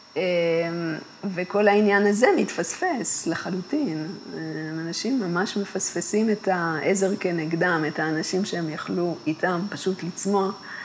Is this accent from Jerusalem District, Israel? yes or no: no; Kibbutz Gan Shmuel, Haifa District, Israel; אני גדלתי במקום שקרה לחיים בו הגשמה